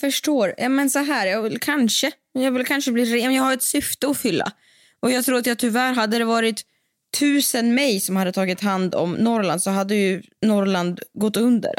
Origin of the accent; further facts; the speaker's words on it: Siberia, Russia; now in Sweden; jag är från Sibirien